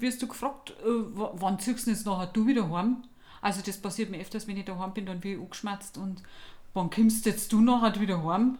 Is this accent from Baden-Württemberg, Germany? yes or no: no; village near Deggendorf, Bavaria, Germany; moved away; ich komm aus dem Dorf mit, äh, zweitausend Einwohnern